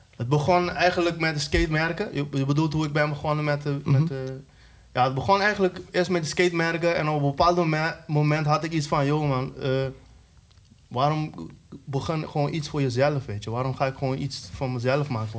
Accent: Curaçao; now in Netherlands; dat was toen ik nog op Curaçao woonde

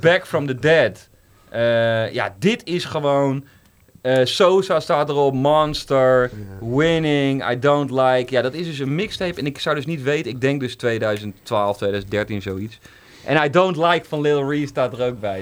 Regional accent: Netherlands; ik ben ook zelf een Nederlander

